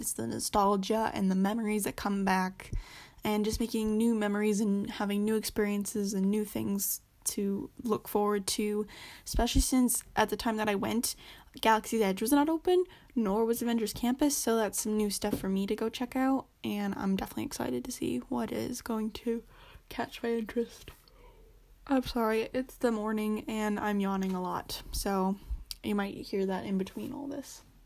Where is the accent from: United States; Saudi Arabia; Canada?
Canada; I'm Canadian, so I don't live in America nor in California